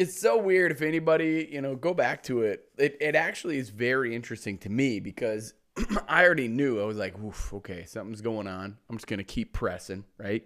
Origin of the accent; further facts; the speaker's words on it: Mitchell, South Dakota, United States; my hometown, Mitchell, South Dakota